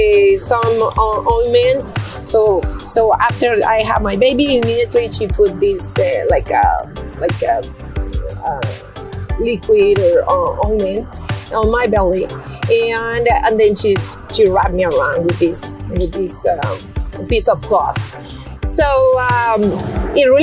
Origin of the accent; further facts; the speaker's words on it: Mexico City, Mexico; now in San Antonio, United States; I'm originally from Mexico City.